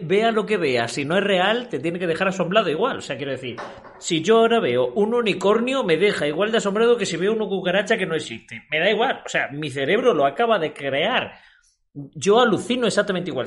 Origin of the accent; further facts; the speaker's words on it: Spain; en mi país, en España